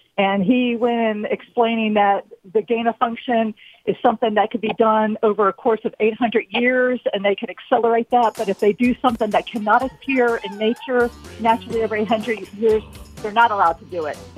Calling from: Huntsville, Alabama, United States; I'm calling from Huntsville, Alabama.

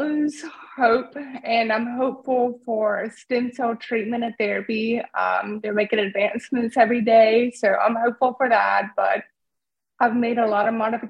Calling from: Raleigh, North Carolina, United States; I'm calling from Raleigh, North Carolina. Right outside of Raleigh.

